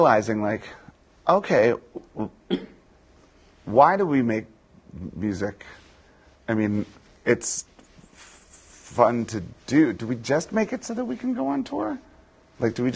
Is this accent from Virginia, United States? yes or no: yes; D.C., Virginia, United States; I grew up in Virginia, just outside of Washington, D.C.